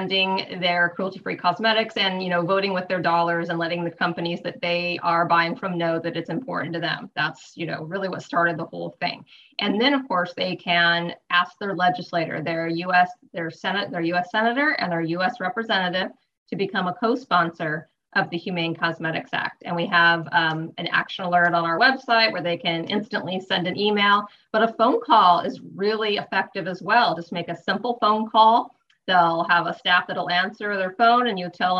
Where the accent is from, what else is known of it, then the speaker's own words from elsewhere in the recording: Sierra foothills of California, United States; I grew up in the Sierra foothills of California. And on a little farm.